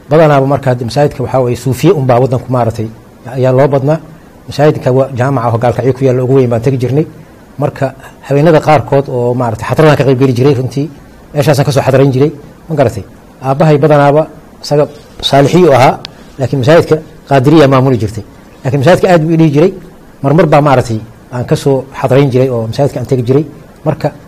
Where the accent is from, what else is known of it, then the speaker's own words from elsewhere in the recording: Galkayo, Mudug, Somalia; waxaan kusoo koray gaalkacyo yaraantaydii